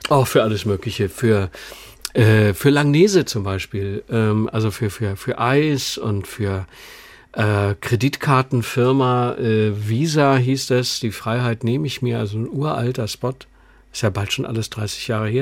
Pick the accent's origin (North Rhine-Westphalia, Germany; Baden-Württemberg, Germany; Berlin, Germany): North Rhine-Westphalia, Germany; Düsseldorf; moved away as an adult; now in Munich, Germany; wir sind ja beide aus Düsseldorf